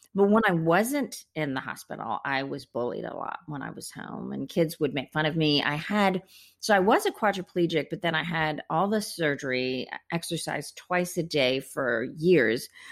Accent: India; moved away; I was born in India

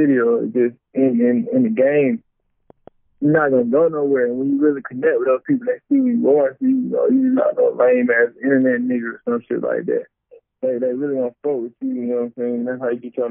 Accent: Stone Mountain, Georgia, United States; I'm from Stone Mountain, Georgia, for real.

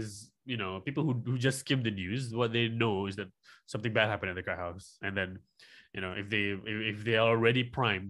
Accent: Malaysia; I'm from Malaysia

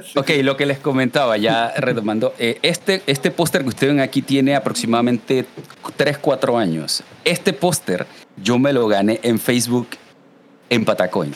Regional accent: Panama; yo soy panameño siempre he sido súper eh, orgulloso del portar el 507 el PTY

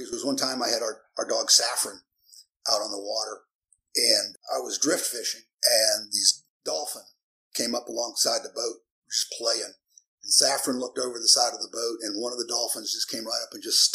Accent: Virginia Beach, Virginia, United States; I grew up in Thalia, and our house backed up to the Buchanan Creek

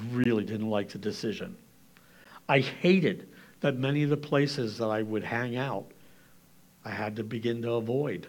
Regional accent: Lancaster County, Pennsylvania, United States; I'm from Lancaster County

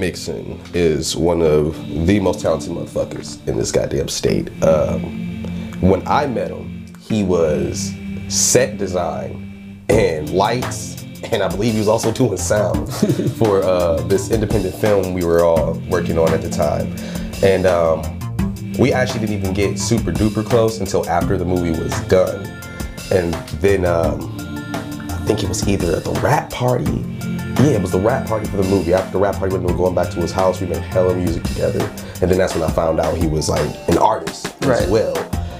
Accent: Cleveland, Ohio, United States; I'm a producer, rapper, engineer. I'm from Cleveland, of course, obviously.

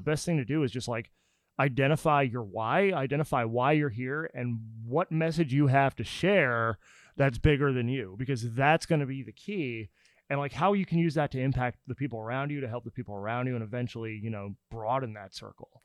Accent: New Jersey, United States; also born or lived in Pennsylvania; now in Nashville, United States; I'm from New Jersey

